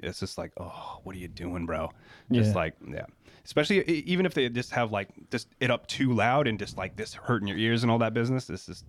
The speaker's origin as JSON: {"language": "English", "country": "United States", "tie": "born or raised there", "accent": "Kiwi", "lives_now": "New Zealand", "said": "They had me in the 80s and I was born in the States and then came here for like the first, I think, 2 or 3 years of my life."}